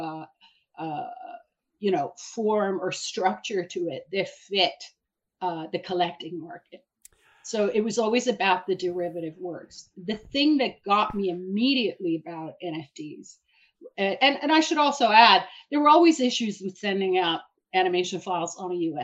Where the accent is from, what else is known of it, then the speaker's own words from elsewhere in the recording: Iran; now in New York City, United States; I'm originally from Iran. I'm an immigrant and a political refugee, and I came to New York